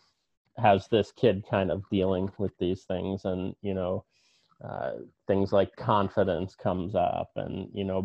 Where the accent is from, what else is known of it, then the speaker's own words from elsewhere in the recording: New Jersey, United States; I grew up in New Jersey